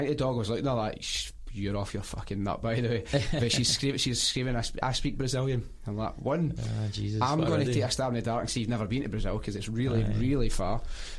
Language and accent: English; Glasgow, Scotland, United Kingdom; So I'm from North Glasgow